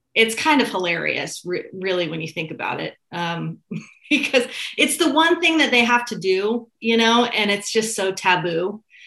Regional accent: Santa Rosa, California, United States; also born or lived in Petaluma; I grew up in Santa Rosa.

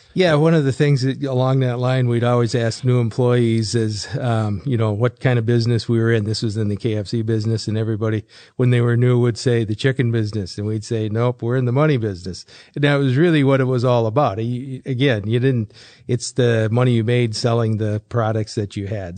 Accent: Fargo, North Dakota, United States; I grew up in Fargo

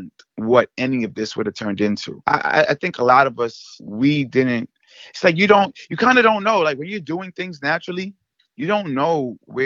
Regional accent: New York, United States; I'm from New York

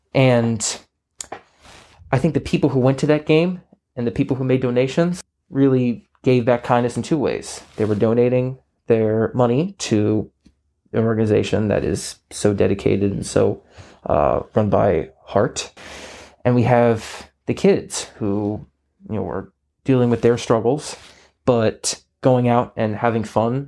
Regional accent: Garden City, United States; I think I've had so many great opportunities, living here, going through the great sports programs, starting when I was like 5 through like Little League and Centennial Soccer

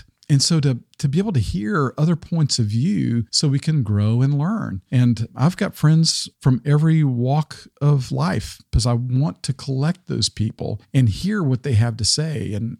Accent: Arkansas, United States; You know, I grew up in Arkansas, which tended to be in the corner of the state, tended to be very Republican.

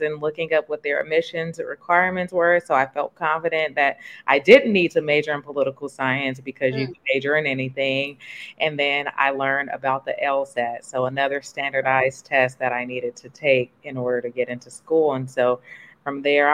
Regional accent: the Bay Area, California, United States; moved away as an adult; also born or lived in New York; I'm from the Bay, so I thought I wanted to move back home to California

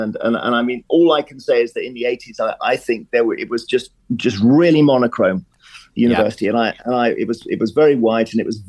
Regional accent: Cheam, London, United Kingdom; moved away as an adult; also born or lived in Durham; I was brought up in Cheam in Surrey. It's a very, the word boring is not always negative, but it was a boring suburb of London. It was in London's shadow.

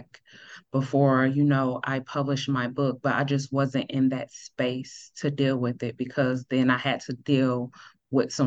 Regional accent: Greenville, South Carolina, United States; now in Dallas, United States; Originally, I'm from Greenville, South Carolina, but now I reside in Dallas, Texas

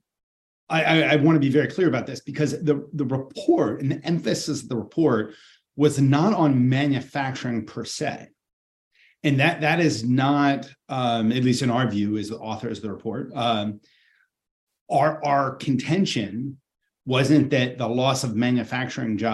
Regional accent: Ohio, United States; I'm from Ohio

